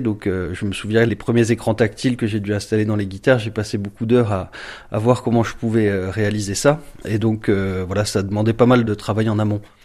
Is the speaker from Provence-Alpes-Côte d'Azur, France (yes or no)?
yes; Marseille, Provence-Alpes-Côte d'Azur, France; moved away as an adult; also born or lived in Thionville; now in Talange, France; je suis né à Marseille euh, donc en 82 et euh, donc j'ai vécu 20 ans là-bas